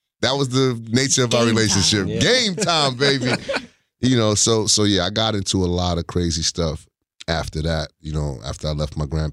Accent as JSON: {"language": "English", "town": "New York City", "region": "New York", "country": "United States", "tie": "born or raised there", "said": "I grew up in Queens, New York."}